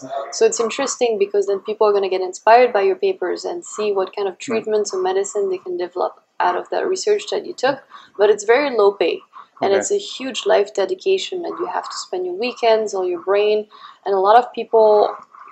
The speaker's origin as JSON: {"language": "English", "town": "Paris", "region": "Île-de-France", "country": "France", "tie": "born or raised there", "also_born_or_lived": "United States", "first_language": "French", "second_language": "English", "moved": "as an adult", "lives_now": "Montreal, Canada", "said": "Grew up there my whole life, and then I moved to the States when I was 21"}